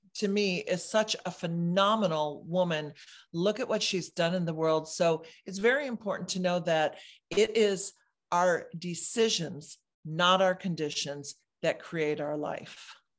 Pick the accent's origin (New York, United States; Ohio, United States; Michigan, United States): Michigan, United States; moved away as an adult; now in California, United States; I moved to California from Michigan when I was twenty-one